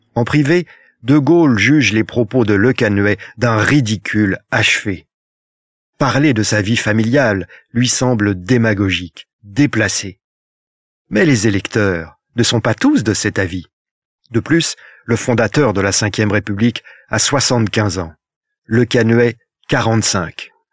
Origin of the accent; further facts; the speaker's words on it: Rouen, Normandy, France; Je suis né à Rouen d'une famille de souches terriennes, normande et bretonne